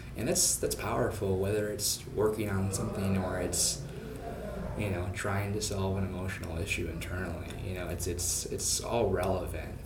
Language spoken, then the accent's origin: English; suburb of Minneapolis, Minnesota, United States; moved away as an adult; also born or lived in Phoenix, Arizona; I actually grew up in Minnesota, uh, suburb of Minneapolis